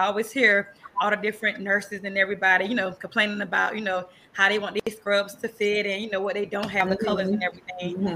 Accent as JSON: {"language": "English", "town": "Tampa", "region": "Florida", "country": "United States", "tie": "born or raised there", "also_born_or_lived": "Quincy, Florida", "accent": "country accent", "said": "We moved to Tampa, Florida when I was 9 years old."}